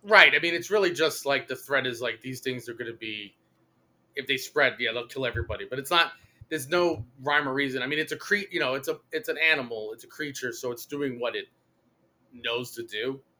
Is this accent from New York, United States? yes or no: yes; New York City, New York, United States; where I grew up in Brooklyn